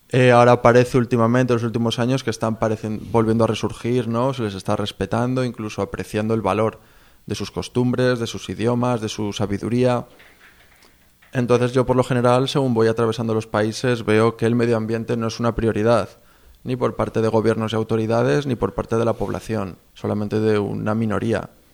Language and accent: Spanish; Spain; moved away; soy de España